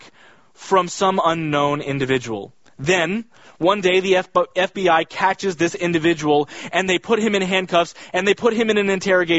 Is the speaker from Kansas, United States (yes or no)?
yes; Kansas, United States; I grew up in Kansas